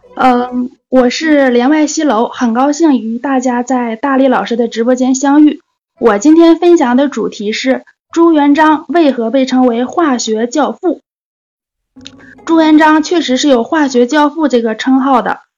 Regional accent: Jilin, China; now in Shenyang, China; 我是嘉市吉林省的，现在在沈阳

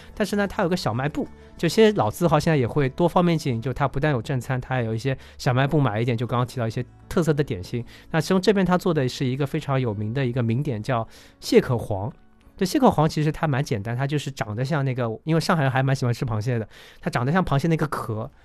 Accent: Shanghai, China; 我们上海话

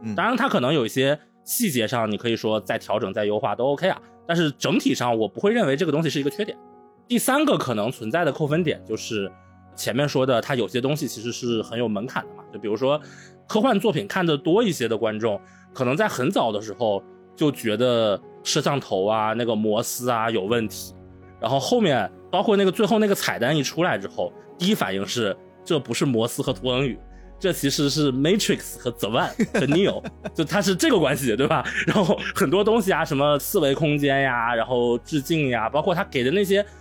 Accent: Suqian, Jiangsu, China; now in Hangzhou, China; 我回我老家江苏的一个算是小县城吧，宿迁下面的一个县城

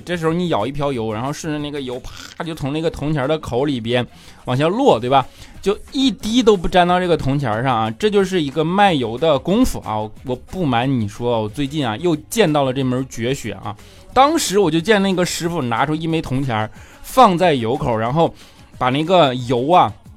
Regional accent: Northeast China, China; accent: 大碴子味儿 (Northeastern Chinese accent); 我这一口大碴子味儿

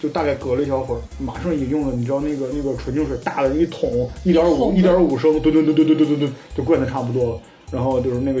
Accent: Northeast China, China; moved away; 我是一直来自这个东北的人

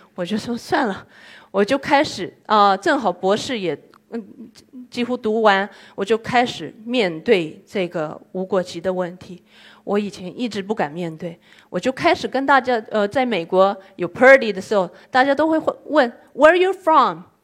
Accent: Yokohama, Kanagawa, Japan; Chinese is a second language; 我是来自于日本中华街的

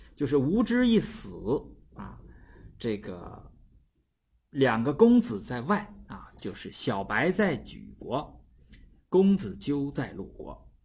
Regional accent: Northeast China, China; accent: Northeastern dialect; 我们东北的方言就是放挺了

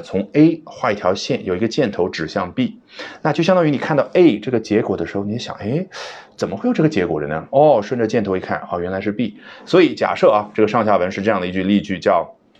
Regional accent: China; 作为中国人

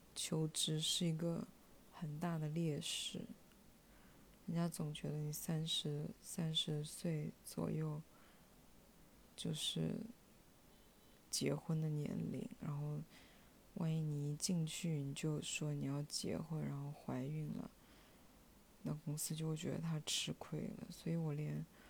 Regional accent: Shenzhen, Guangdong, China; 他跟我一样都是在深圳长大的，基本上朋友都在深圳

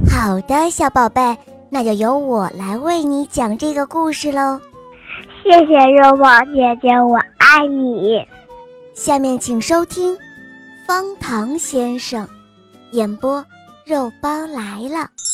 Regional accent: Shenyang, Liaoning, China; 我来自沈阳，我今年五岁了。

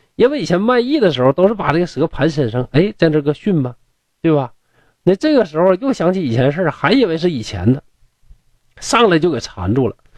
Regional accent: Northeast China, China; accent: Northeastern Mandarin; 咱们东北话

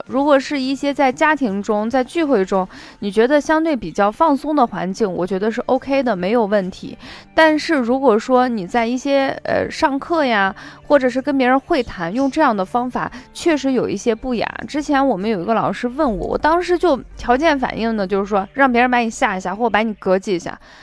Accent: Shaanxi, China; accent: Shaanxi dialect; 这个柿地我们陕西话叫柿子板

